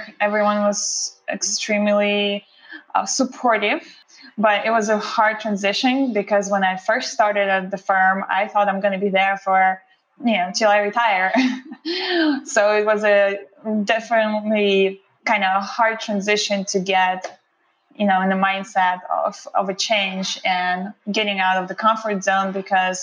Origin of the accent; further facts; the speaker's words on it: Russia; English is a second language; moved away as an adult; now in United States; I was born and raised in Russia by a single mom, and I moved here to the USA when I was 19 years old